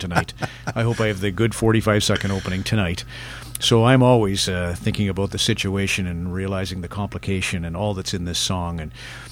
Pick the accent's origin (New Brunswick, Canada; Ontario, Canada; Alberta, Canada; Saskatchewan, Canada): Alberta, Canada; Alberta boy